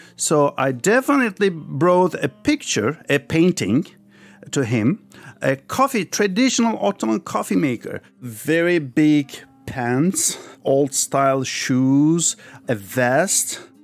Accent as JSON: {"language": "English", "region": "Istanbul", "country": "Turkey", "tie": "born or raised there", "also_born_or_lived": "Paris, France", "moved": "yes", "lives_now": "United States", "said": "I was born in France, Paris, but when I was five years old, my family moved back to Turkey. So I grew up in Turkey, Istanbul"}